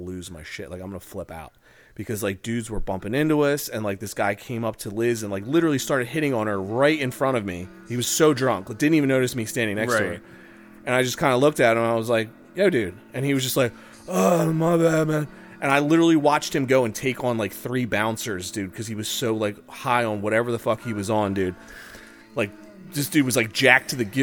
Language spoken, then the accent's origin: English; Delco, Pennsylvania, United States; growing up in Delco